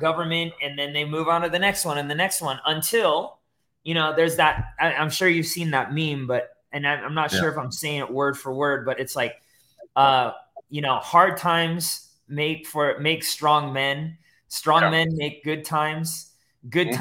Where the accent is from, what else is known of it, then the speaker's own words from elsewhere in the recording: United States; I'm from the United States